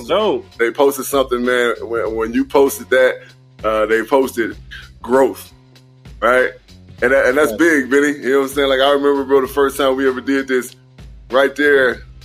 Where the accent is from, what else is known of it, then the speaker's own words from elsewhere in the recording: McComb, Mississippi, United States; as a young country boy growing up in Macomb, Mississippi